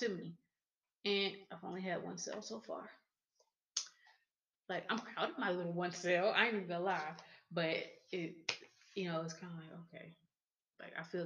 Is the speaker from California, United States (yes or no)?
no; Raywood, Texas, United States; I'm from Raywood and I sell at Trade Days